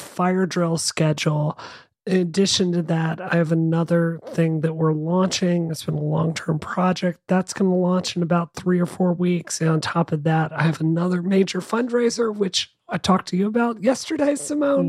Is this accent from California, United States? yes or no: no; Boston, Massachusetts, United States; as a Bostonian